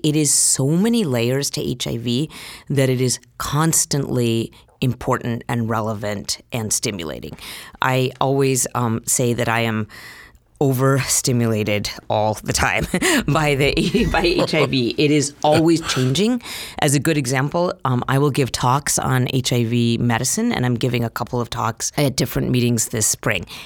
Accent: Utah, United States; moved away as an adult; now in San Francisco, United States; I grew up in Utah. I was born and raised there.

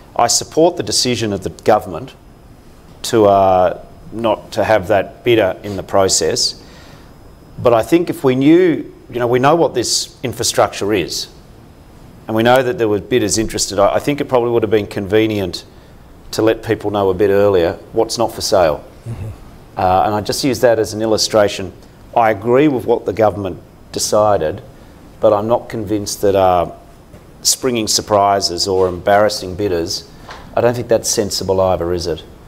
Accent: Australia; As an Australian

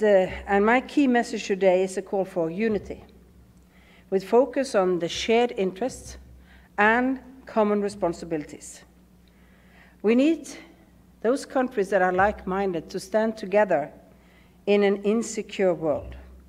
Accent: Bergen, Vestland, Norway; I come from Bergen, and our record is 100 days of rain.

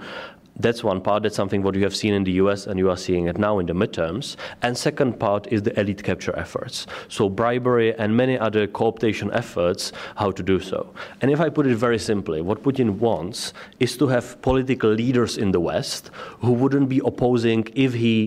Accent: Prague, Czechia; I come from Prague

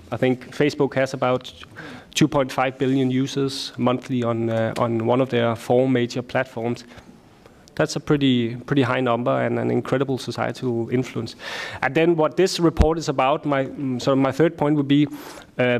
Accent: Denmark; I am from Denmark

